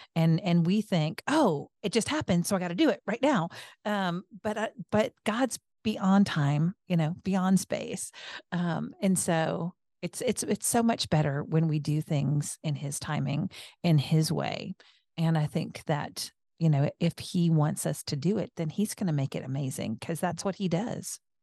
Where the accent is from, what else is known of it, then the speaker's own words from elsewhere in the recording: the Northwest, Pacific Northwest, United States; I was born in the Northwest with German heritage.